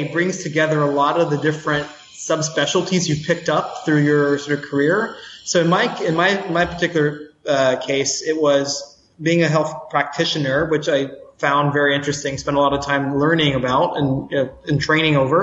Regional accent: New Orleans, Louisiana, United States; moved away as an adult; also born or lived in New York City; now in Singapore; born and raised in Louisiana, so from New Orleans, so down south.

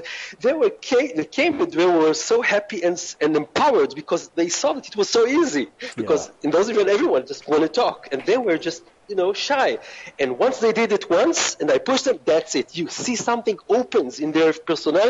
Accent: Israel; moved away; I come from Israel, and our culture is very open and it's very flat

